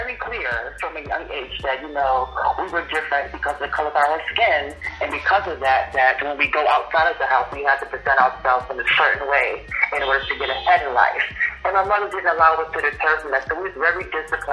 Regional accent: New York City, New York, United States; moved away; also born or lived in Virginia; born and raised in New York, the Bronx to be exact

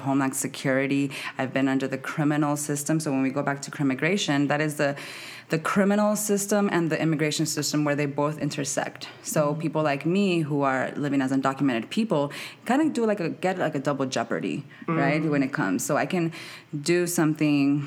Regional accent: Santa Ana, California, United States; moved away as an adult; also born or lived in Arizona / Mexico; now in Washington, D.C., United States; I am Mexicana and I am from Arizona/Santa Ana, California. So I'm from the West Coast. I moved out to D.C.

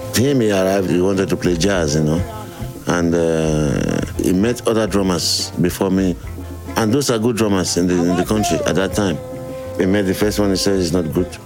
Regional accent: Lagos, Nigeria; I was born in Lagos

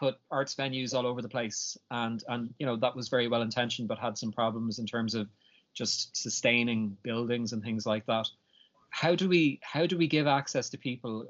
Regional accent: Dublin, Leinster, Ireland; now in Galway, Ireland; I'm from Dublin myself

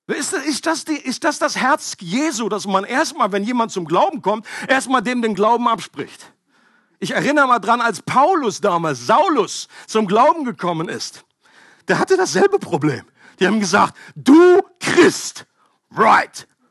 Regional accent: Germany; Für mich als Deutscher

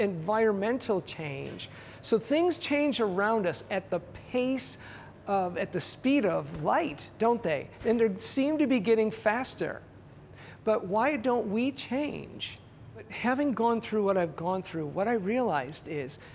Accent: Canada; I'm Canadian

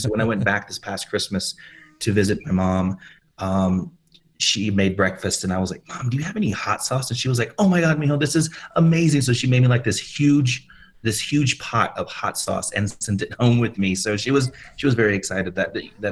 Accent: Austin, Texas, United States; moved away as an adult; now in Santa Fe, United States; I'm originally from Austin, Texas.

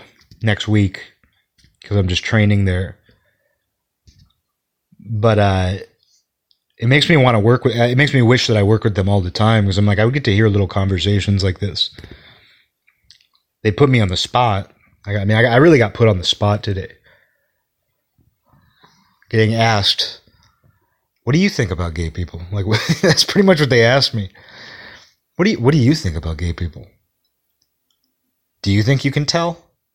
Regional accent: Kirkland, Washington, United States; that's kind of how we acted when I was growing up in Kirkland.

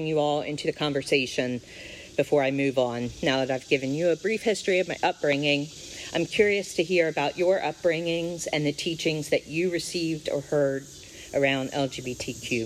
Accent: Eastern Shore, United States; I grew up here on the Eastern Shore

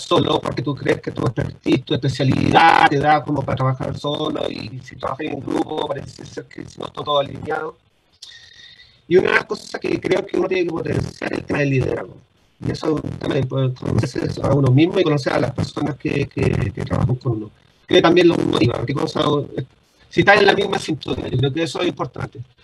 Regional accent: Concepción, Biobío, Chile; Yo soy oriundo de Concepción

